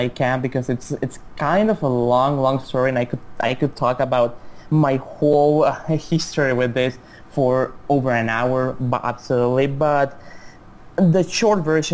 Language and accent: English; Chihuahua, Mexico; English is a second language; my hometown is called Chihuahua, like the dog.